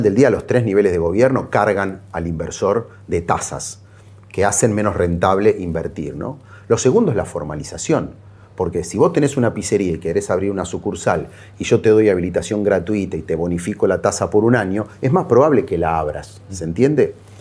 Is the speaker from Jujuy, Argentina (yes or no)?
no; Santos Lugares, Buenos Aires Province, Argentina; also born or lived in Caseros; Nací en Caseros, me crié en santos lugares, el barrio de la Virgen de Lourdes y de Ernesto Sábato